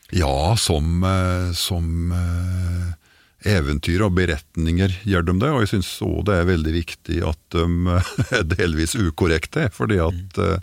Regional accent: Gudbrandsdalen, Innlandet, Norway; accent: Døla (Gudbrandsdal dialect); Jeg har aldri helt forlatt dialekta

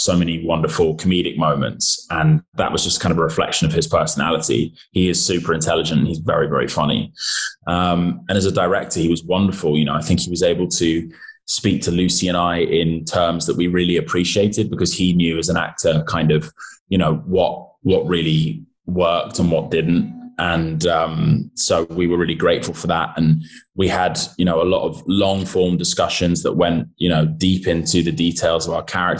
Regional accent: United Kingdom; as a British actor

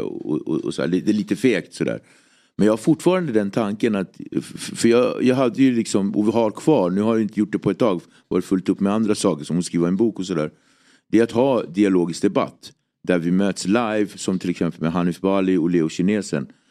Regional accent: Nacka, Stockholm County, Sweden; Jag är uppväxt i Nacka, en väldigt eh, idyllisk förort.

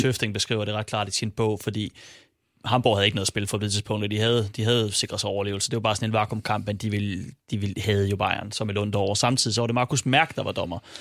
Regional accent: Silkeborg, Central Denmark Region, Denmark; jeg er fra Silkeborg

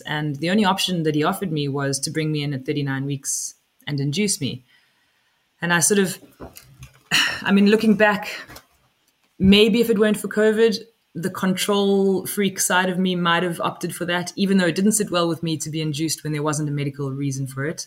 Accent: South Africa; now in West Cork, Ireland; I am originally from South Africa. I live in West Cork now. I've lived in Ireland for about 15 years

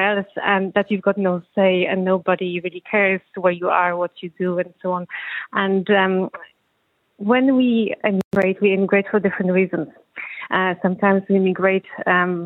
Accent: Poland; now in Ireland; I'm still from Poland

